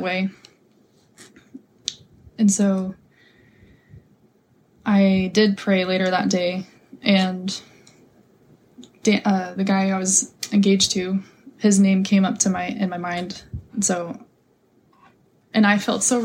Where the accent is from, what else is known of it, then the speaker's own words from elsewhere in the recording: Napa, California, United States; moved away as an adult; now in Hawaii, United States; I was raised in Napa